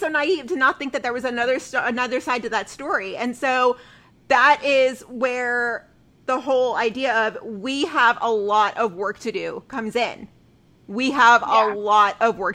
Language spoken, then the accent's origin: English; Dallas, Texas, United States; for my hometown, I pulled up Dallas